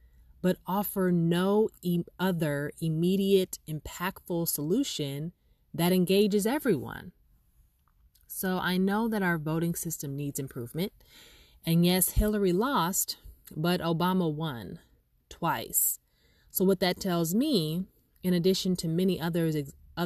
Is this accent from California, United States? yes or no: yes; Los Angeles, California, United States; also born or lived in Inglewood; I was born and raised in Harbor City, which is in the South Bay